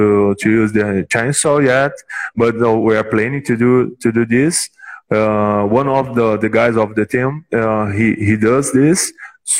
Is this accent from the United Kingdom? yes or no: no; Brazil; We are from Brazil